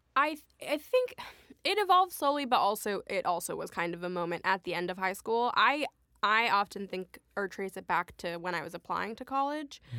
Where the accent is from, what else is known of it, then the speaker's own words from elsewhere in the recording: Rochester, Minnesota, United States; also born or lived in Sudan; I came to the States when I was three, um, and I grew up in Minnesota, Rochester, Minnesota